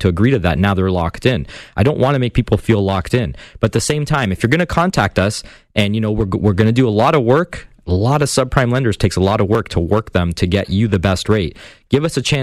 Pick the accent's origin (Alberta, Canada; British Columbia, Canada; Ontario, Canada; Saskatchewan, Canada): Ontario, Canada; Hamilton; Hamilton, my hometown